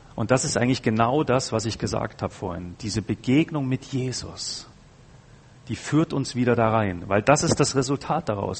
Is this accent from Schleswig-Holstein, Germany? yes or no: no; Bavaria, Germany; ich komme ja aus Bayern